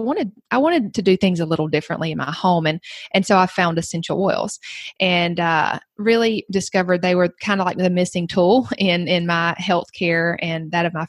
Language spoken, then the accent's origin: English; the South, United States; accent: Southern; now in Georgia, United States; I'm from the South. You might can tell that from my accent.